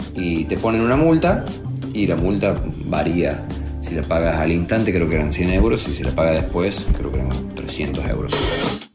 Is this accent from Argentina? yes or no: yes; Córdoba, Argentina; moved away as an adult; now in Spain; de Córdoba, Argentina